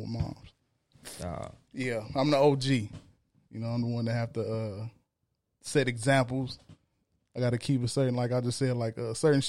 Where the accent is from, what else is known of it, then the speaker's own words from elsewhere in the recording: Los Angeles, California, United States; also born or lived in Lynwood, California; I grew up in the last part of South Central Los Angeles, which is now they call it what do they call it? The Willowbrook area